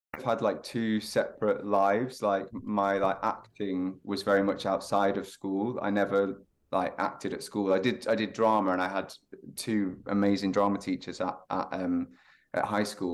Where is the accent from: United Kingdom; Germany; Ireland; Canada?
United Kingdom; Lytham, North West England; moved away; I'm from the north, so a little town called Lytham, um, near Blackpool on the northwest coast